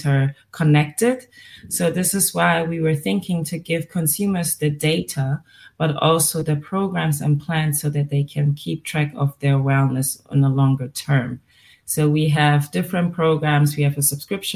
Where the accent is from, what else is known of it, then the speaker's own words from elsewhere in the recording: Germany; also born or lived in Miami; I was born and raised in Germany. That's where I am right now. But my family is from Ivory Coast and Ghana